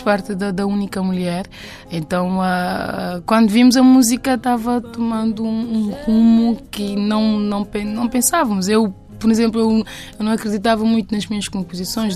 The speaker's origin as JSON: {"language": "Portuguese", "town": "Pedra Badejo", "region": "Santiago", "country": "Cape Verde", "tie": "born or raised there", "said": "Eu sou de Pedra Badejo"}